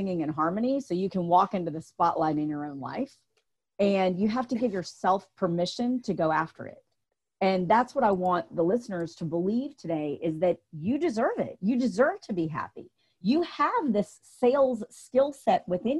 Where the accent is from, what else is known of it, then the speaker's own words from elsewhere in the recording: the South, United States; I grew up in the South.